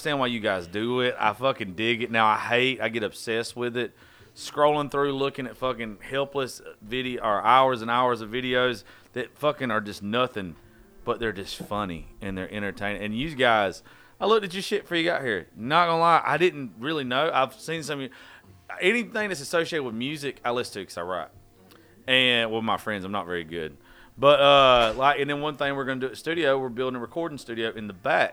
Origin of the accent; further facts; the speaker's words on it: Georgia, United States; I'm from Georgia